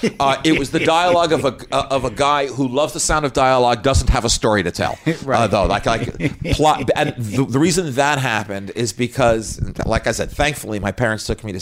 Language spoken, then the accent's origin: English; Scarsdale, New York, United States; also born or lived in Los Angeles; now in Manhattan, United States; and then I went to school in upstate New York, and then I moved here to Manhattan to start my life as a struggling writer.